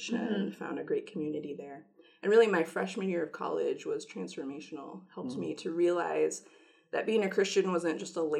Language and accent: English; Missouri, United States; now in State College, United States; I am originally from Missouri. Grew up there